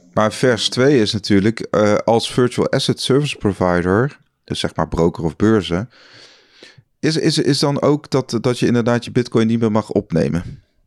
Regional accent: Netherlands; ik als Nederlander

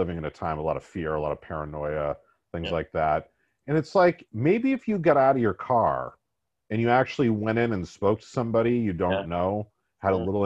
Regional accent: Massachusetts, United States; we both come from Massachusetts

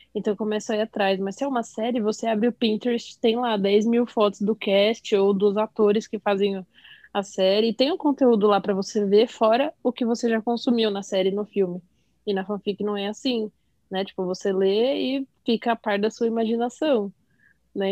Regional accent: São Paulo, Brazil; tenho 25 anos, sou de São Paulo

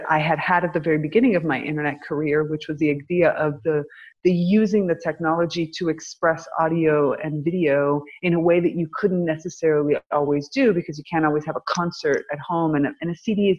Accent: United States; moved away; So I came back to my hometown

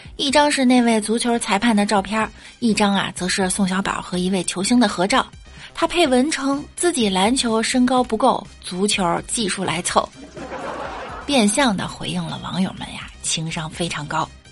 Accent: China; 作为中国人

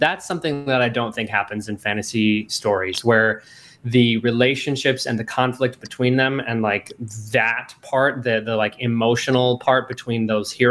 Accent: Pine City, Minnesota, United States; now in Twin Cities, United States; I grew up in Pine City, mm-hmm. and I know Pine County well

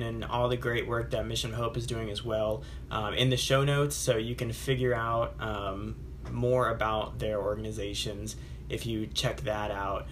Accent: United States; growing up in America

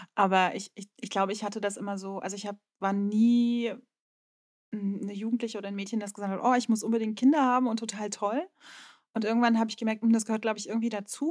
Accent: Rostock, Mecklenburg-Vorpommern, Germany; accent: Norddeutsche; moved away as an adult; also born or lived in Berlin; meine Heimatstadt Rostock

